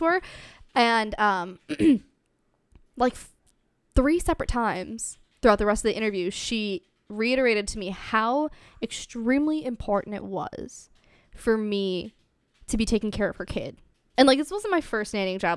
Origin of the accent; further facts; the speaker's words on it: Ohio, United States; I grew up in Ohio, so it's a lot smaller town.